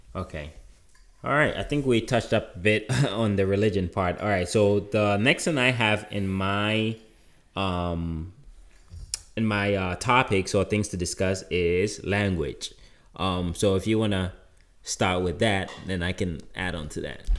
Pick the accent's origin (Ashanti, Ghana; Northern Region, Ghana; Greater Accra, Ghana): Ashanti, Ghana; Kumasi; moved away; growing up in Ghana, of course, there were a lot of, um, uh, indigenous religions, right? Or indigenous beliefs. Um, you know, there were even in Kumasi, where I'm from